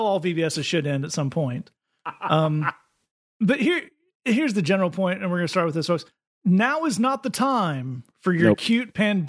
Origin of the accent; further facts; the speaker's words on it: Lees, North West England, United Kingdom; the sign that was shown to us is for a church in Lees, in my hometown, in Lees as well.